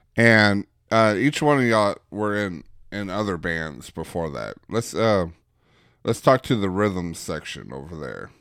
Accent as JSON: {"language": "English", "town": "Bauxite", "region": "Arkansas", "country": "United States", "said": "I'm from Bauxite"}